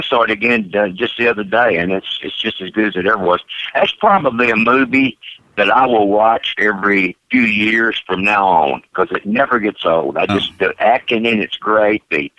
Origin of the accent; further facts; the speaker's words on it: North Carolina, United States; also born or lived in Wilmington, North Carolina / Georgia; Born in Wilmington, North Carolina, and I grew up all over the South, all over North and South Carolina and Georgia.